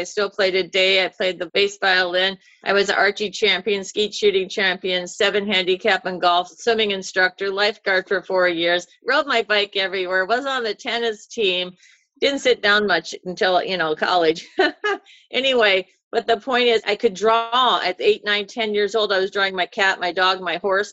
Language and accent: English; Iowa, United States; moved away as an adult; also born or lived in New York City; now in California, United States; I'm from Iowa